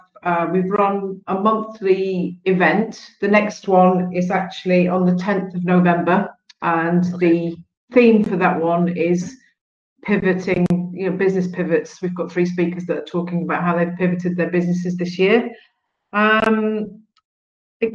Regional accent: Northern Ireland, United Kingdom; also born or lived in London; now in Donegal, Ireland; I'm from Northern Ireland, I live in Donegal, but I can see Northern Ireland right through the window from my desk

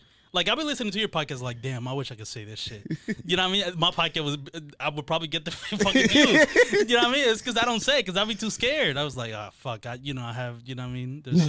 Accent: Dominican Republic; accent: Dominican; now in United States; I was born in the Dominican Republic. I moved here, yeah. So it's not even really first generation.

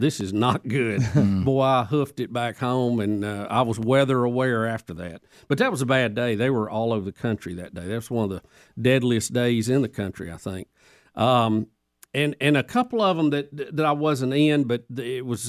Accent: Jacksonville, Alabama, United States; my hometown Jacksonville

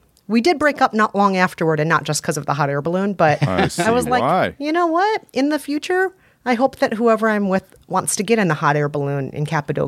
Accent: Minnesota, United States; now in New York, United States; I'm originally from Minnesota, and we had our own celebrity meteorologist there named Paul Douglas

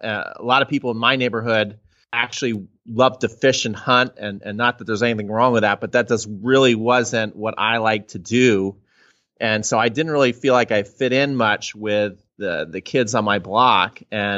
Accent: Atlanta, Georgia, United States; born there; We moved to Atlanta, or I was born in Atlanta, but they had just moved.

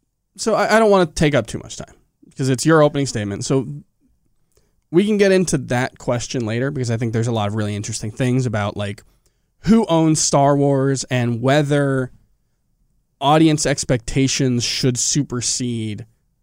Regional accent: Scotland, United Kingdom; But I am also Scottish.

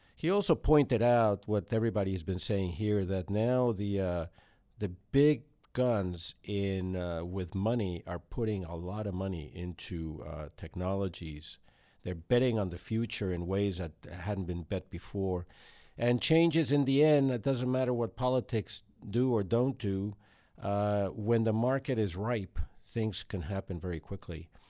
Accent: Mexico City, Mexico; moved away; I was growing up in Mexico City, which is seven thousand feet elevation

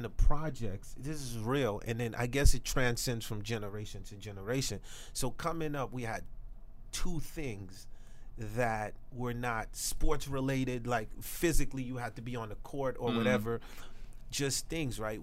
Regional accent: Haiti; I'm from Haiti

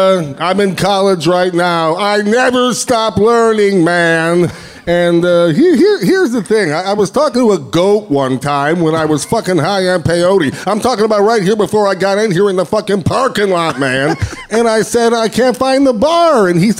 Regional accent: California, United States; I went to college, and most people don't know this, I'm from Northern California.

